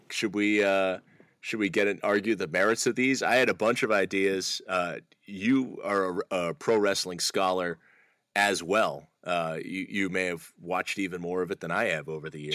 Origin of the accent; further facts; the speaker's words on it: Cape Cod, Massachusetts, United States; moved away; I would be living there right now with my wife and child